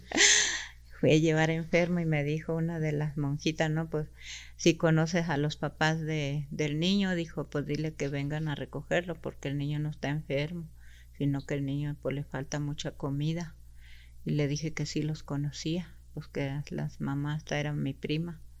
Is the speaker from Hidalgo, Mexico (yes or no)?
no; Naqueachi, Chihuahua, Mexico; first language Rarámuri; Spanish is a second language; yo nací en un rancho que se llama Naqueachi el 29 de abril de 1960